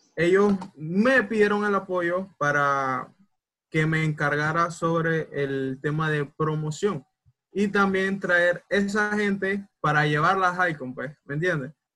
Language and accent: Spanish; Panama; soy panameño hasta los huesos